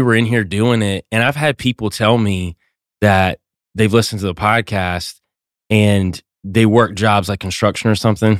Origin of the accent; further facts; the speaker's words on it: North Georgia Mountains, United States; I'm from North Georgia Mountains